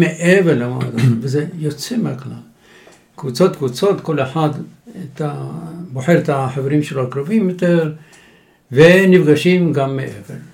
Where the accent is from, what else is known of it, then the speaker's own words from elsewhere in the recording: Jerusalem, Jerusalem District, Israel; now in Tzur Hadassah, Israel; ירושלים, אנחנו דור שלישי בירושלים אכן.